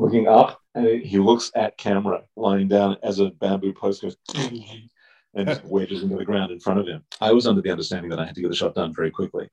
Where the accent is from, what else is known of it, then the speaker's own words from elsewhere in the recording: Melbourne, Victoria, Australia; moved away; Growing up in Australia